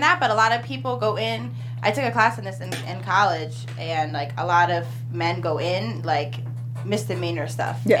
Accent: East Coast, United States; we're from Jersey, New York, East Coast

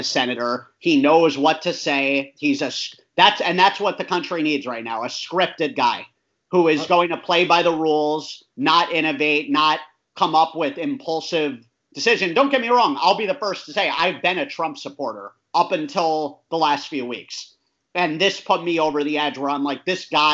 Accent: United States; being an American citizen and being here

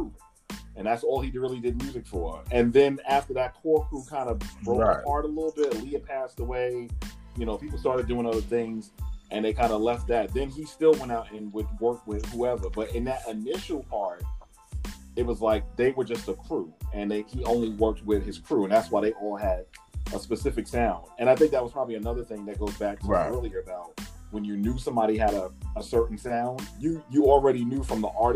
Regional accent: New York City, New York, United States; now in Atlanta, United States; Yes, I am a New Yorker. Yes, y'all hear me scream out Queens more than anybody who lives in Queens because I love my city. I love my borough

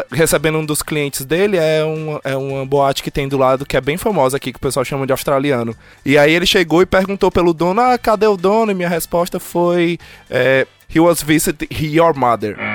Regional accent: Ceará, Brazil; accent: Cearense; moved away as an adult

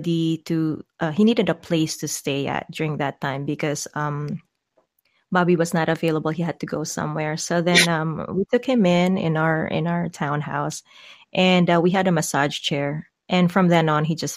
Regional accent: Philippines; as a Filipino

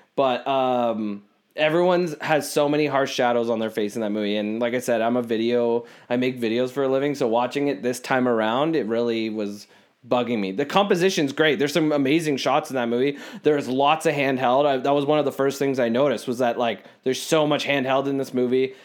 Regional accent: Canada; we're, we're Canadian

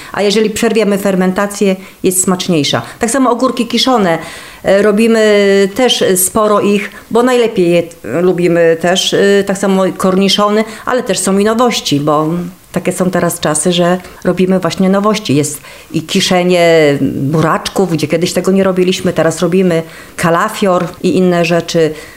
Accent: Kosznajderia, Kuyavian-Pomeranian Voivodeship, Poland; Jeżeli chodzi o kosznajderię, to urodziłam się tutaj w tych stronach

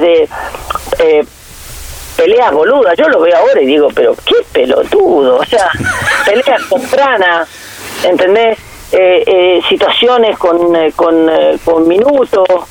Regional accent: Argentina; nosotros nacimos en, en Argentina

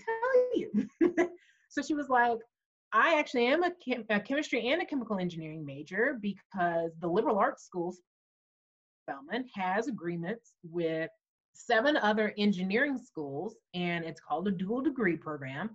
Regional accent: Huntsville, Alabama, United States; I grew up in Huntsville, Alabama

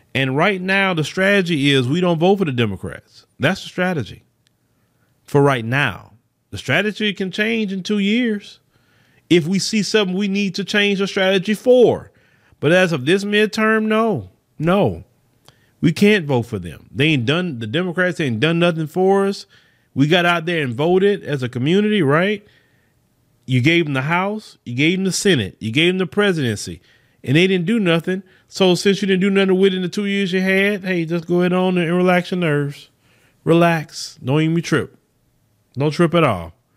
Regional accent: Port Arthur, Texas, United States; from my hometown. I saw it. Port Arthur, Texas

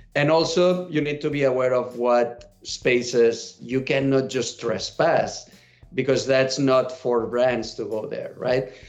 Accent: Catalonia, Spain; English is a second language; moved away as an adult; now in United States; I'm a catalan and I moved to the US 10 years ago

